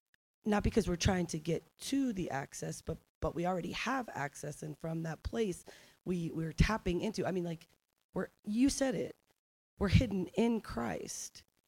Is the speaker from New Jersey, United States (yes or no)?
yes; New Jersey, United States; I'm from New Jersey.